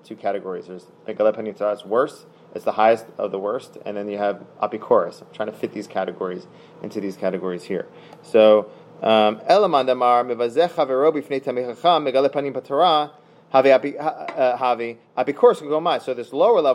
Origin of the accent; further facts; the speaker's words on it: Philadelphia, Pennsylvania, United States; I'm from Philadelphia